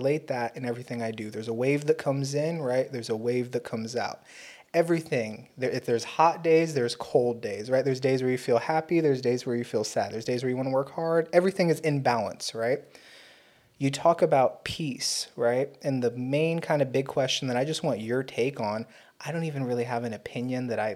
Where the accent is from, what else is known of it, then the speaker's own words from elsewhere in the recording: Fort Peck Reservation, Montana, United States; I'm Native American from the Fort Peck tribes reservation up in Montana